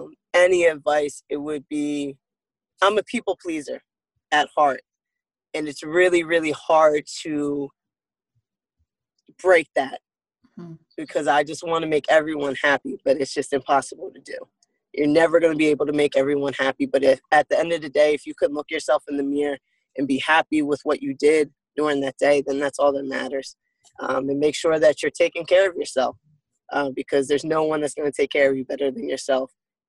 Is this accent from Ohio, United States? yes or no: no; Broomall, Pennsylvania, United States; I am a kid from Broomall, Pennsylvania, Delaware County.